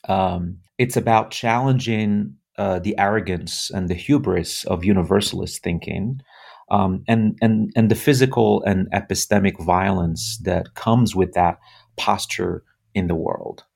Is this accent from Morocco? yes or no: yes; Morocco; moved away as an adult; now in United States; left, uh, my home country, Morocco, at the age of twenty-two